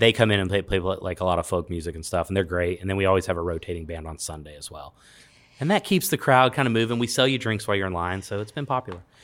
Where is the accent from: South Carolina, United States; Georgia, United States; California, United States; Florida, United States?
California, United States; Los Angeles; moved away; I grew up in Los Angeles